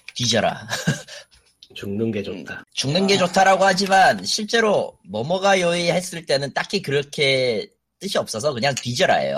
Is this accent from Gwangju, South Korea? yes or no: yes; Gwangju, South Korea; 저는 광주 네. 출신이지만